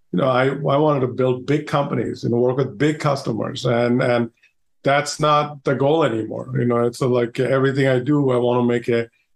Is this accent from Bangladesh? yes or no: yes; Bangladesh; moved away; I'm originally from Bangladesh